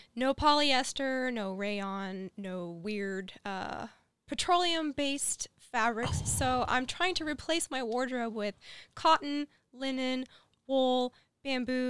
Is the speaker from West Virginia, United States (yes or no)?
yes; West Virginia, United States; We're from West Virginia